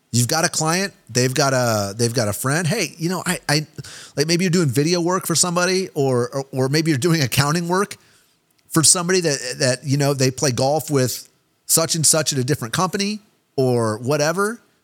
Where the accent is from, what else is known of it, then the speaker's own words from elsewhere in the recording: Kansas City, Missouri, United States; I'm from Kansas City been a Chiefs fan my whole life